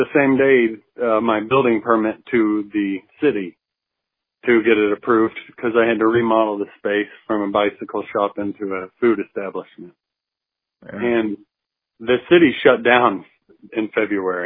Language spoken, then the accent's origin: English; Arkansas, United States; now in Oklahoma City, United States; the way I was raised in Arkansas in the woods.